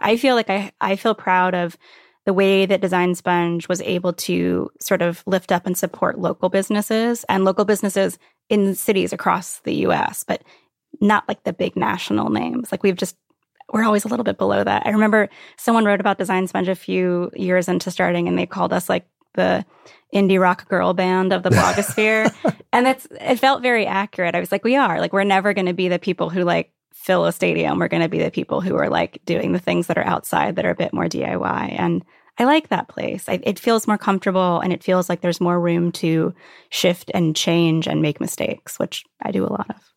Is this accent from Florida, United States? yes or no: no; Virginia Beach, Virginia, United States; also born or lived in Brooklyn / Catskills; now in Upstate New York, United States; I grew up in Virginia Beach